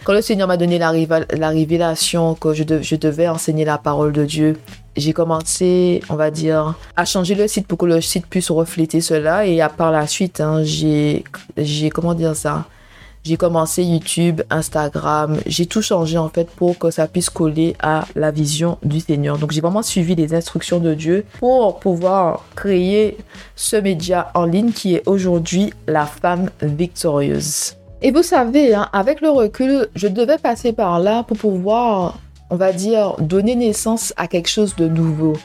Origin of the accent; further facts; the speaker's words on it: Martinique; moved away as an adult; also born or lived in Marseille; now in London, United Kingdom; je suis une Martiniquaise qui vit à Londres. J'insiste sur je suis une Martiniquaise